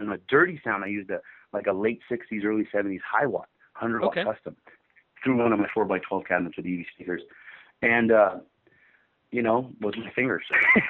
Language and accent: English; Los Angeles, California, United States; when I was a kid, 15 or 16 years old, you know, growing up in Hollywood